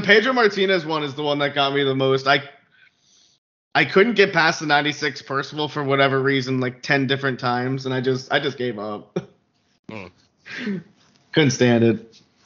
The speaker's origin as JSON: {"language": "English", "country": "Canada", "said": "I'm from Canada"}